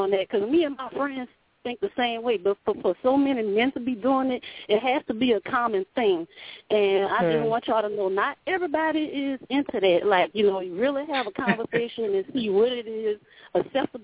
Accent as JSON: {"language": "English", "region": "Louisiana", "country": "United States", "said": "I'm from Louisiana."}